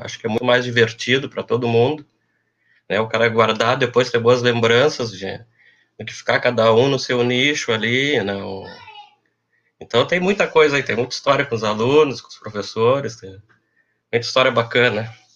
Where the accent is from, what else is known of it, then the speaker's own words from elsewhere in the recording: Pelotas, Rio Grande do Sul, Brazil; also born or lived in Porto Alegre; eu sou de Pelotas, né? Sou da década de, de 80. Uh, é, fiz meu primeiro grau no, no Gonzaga